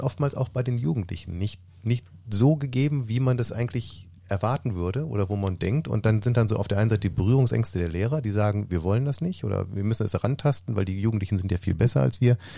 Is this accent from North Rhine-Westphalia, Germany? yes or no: yes; Mönchengladbach, North Rhine-Westphalia, Germany; bei uns in Mönchengladbach